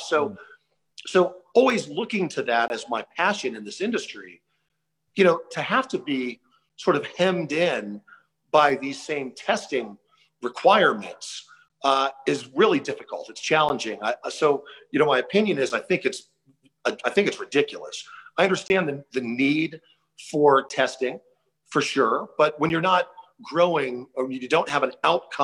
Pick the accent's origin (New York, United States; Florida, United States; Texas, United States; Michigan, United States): Florida, United States; Tampa; I grew up in the South in Tampa